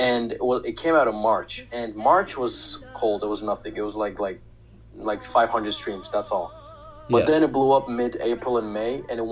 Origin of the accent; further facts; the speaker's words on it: Russia; moved away as an adult; now in Turkey; I was born and I grew up in Russia